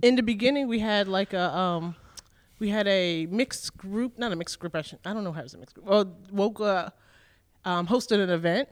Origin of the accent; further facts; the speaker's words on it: New York City, New York, United States; I was born and raised in New York City.